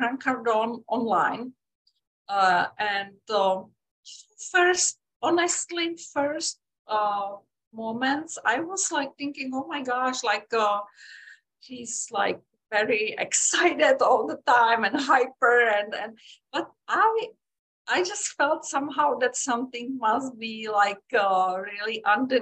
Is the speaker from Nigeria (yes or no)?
no; Czechia; moved away as an adult; also born or lived in Europe; now in United States; I am from Czech Republic originally